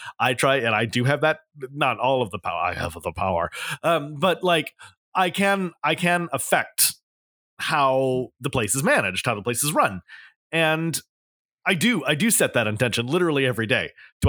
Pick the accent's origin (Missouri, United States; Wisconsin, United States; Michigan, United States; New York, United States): New York, United States; New York City; I'm so happy you got to see this, because it's as a New Yorker, it's one of my favorite things